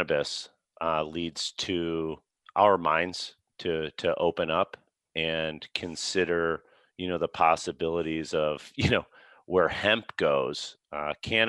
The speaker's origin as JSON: {"language": "English", "town": "Chicago", "region": "Illinois", "country": "United States", "tie": "born or raised there", "said": "I grew up in Chicago"}